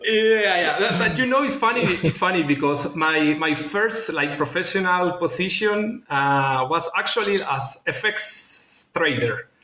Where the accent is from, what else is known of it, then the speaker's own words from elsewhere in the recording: Chile; moved away as an adult; now in Singapore; I am from Chile, from South America. And I study uh, business administrator back in Chile